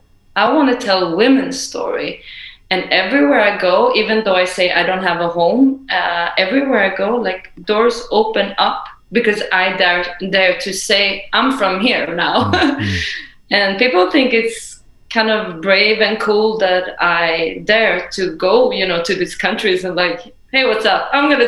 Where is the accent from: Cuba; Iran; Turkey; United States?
Iran; I come from Iran, and I always say, you know, we always have to know where we come from.